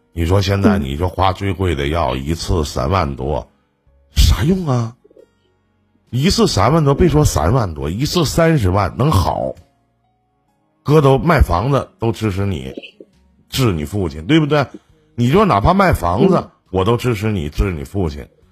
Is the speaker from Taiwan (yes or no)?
no; Shenyang, Liaoning, China; 就是我们沈阳这边